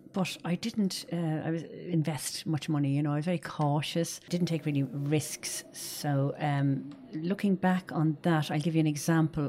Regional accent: Dublin, Leinster, Ireland; I'm from Dublin

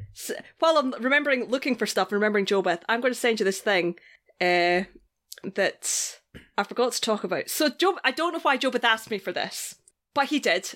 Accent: Scotland, United Kingdom; I am Scottish

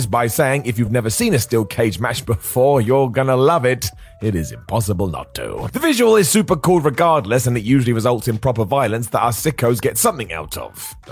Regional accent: United Kingdom; I'm British

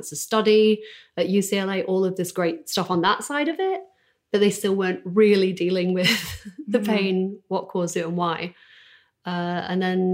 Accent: Doncaster, Yorkshire and the Humber, United Kingdom; moved away as an adult; also born or lived in New York; now in Los Angeles, United States; I'm from Doncaster

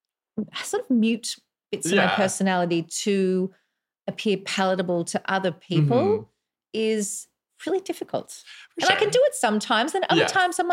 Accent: Australia; now in Canada; And I'm Australian.

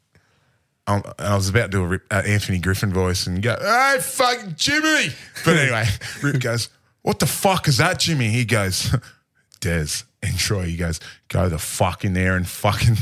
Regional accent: Port Macquarie, New South Wales, Australia; I grew up in Port Macquarie and my old man goes fishing every day

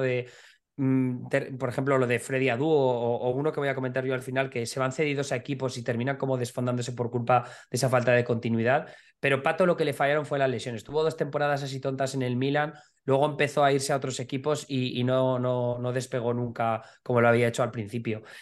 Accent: Alcoy, Valencian Community, Spain; Yo soy de Alcoy. Alcoy es la tercera ciudad por población en Alicante

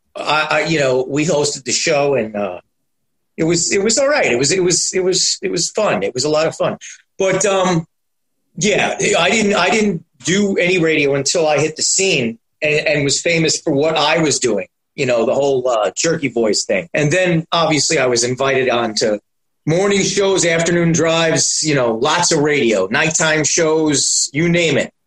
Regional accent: New York City, New York, United States; also born or lived in Astoria, Queens; I was born and raised in Manhattan

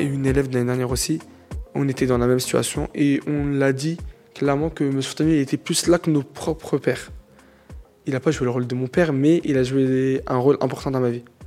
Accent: Drancy, Île-de-France, France; also born or lived in Aubervilliers; Je suis né à Aubervilliers, mais j'ai grandi à Drancy

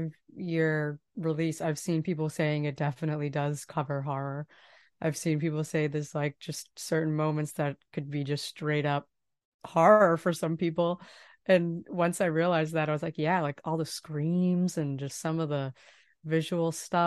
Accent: Boston, Massachusetts, United States; I'm from Boston.

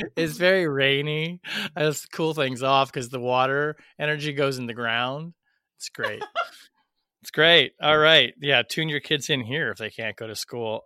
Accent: Portland, Oregon, United States; Portland, my hometown

